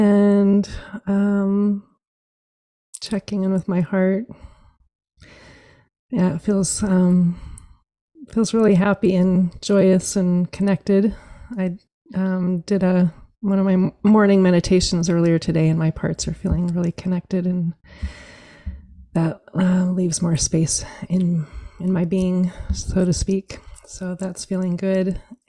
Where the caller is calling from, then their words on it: Eugene, Oregon, United States; So I'm joining you from Eugene, Oregon, and it's a grateful day to have some rain finally after many months of very drought summers. So that's where I'm joining you from.